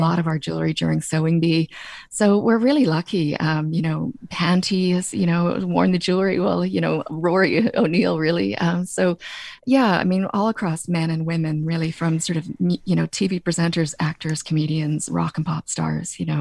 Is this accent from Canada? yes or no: yes; Canada; moved away as an adult; now in Ireland; my twang is that I grew up in Canada, but my mom came back to Ireland in ninety-three